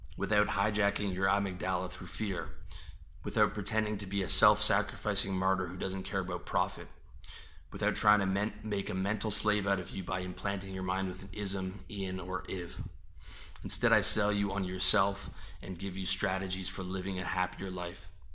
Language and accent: English; Canada; I was born on a part of God's green earth where people identify as Canadian